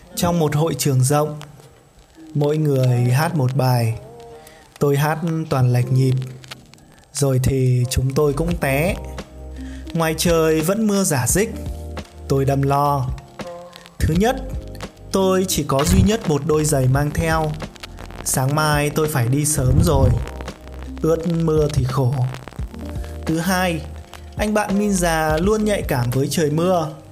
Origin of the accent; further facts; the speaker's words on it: Hà Tây, Hanoi, Vietnam; quê tôi có gọi con tép sông là tôm